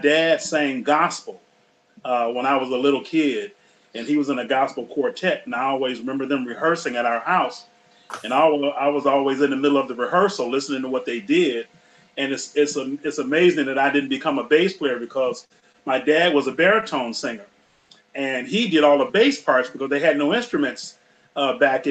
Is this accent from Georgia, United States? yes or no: yes; Rome, Georgia, United States; moved away; also born or lived in Detroit; I'm from Rome, Georgia